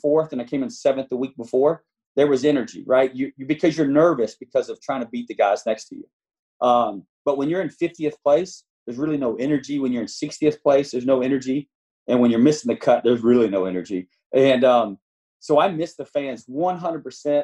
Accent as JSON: {"language": "English", "region": "the South", "country": "United States", "said": "We're from the South"}